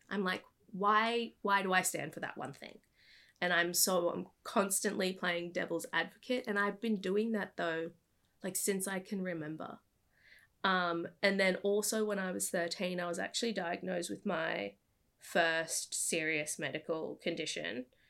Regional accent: Brisbane, Queensland, Australia; moved away as an adult; also born or lived in New York / California; I was born and raised in Brisbane

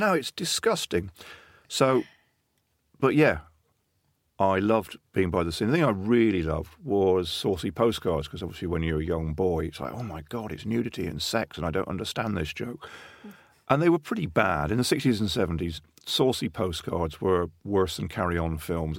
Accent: Plymouth and Exmouth, Devon, South West England, United Kingdom; I grew up in First Plymouth and Exmouth in Devon. So I grew up by the sea

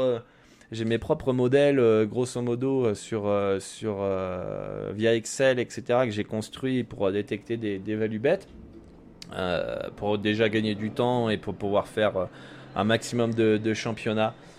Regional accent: France; je suis français

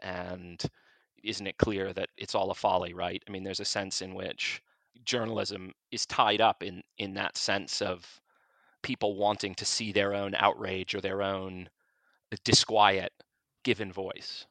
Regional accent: United States; moved away as an adult; now in United Kingdom; I'm an American who's running the opinion section at this British newspaper

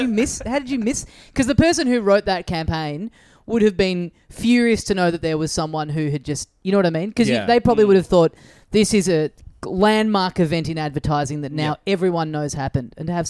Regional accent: Australia; I love being Australian.

